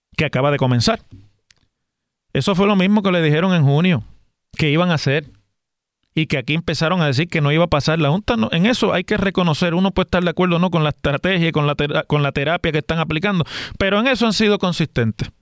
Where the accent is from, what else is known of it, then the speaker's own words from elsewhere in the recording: Puerto Rico; todos los que estamos aquí en Puerto Rico